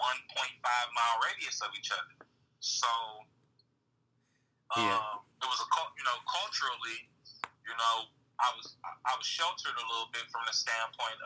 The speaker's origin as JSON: {"language": "English", "town": "Saginaw", "region": "Michigan", "country": "United States", "tie": "born or raised there", "said": "growing up in Saginaw. I joke about this all the time, but I lived on the east side."}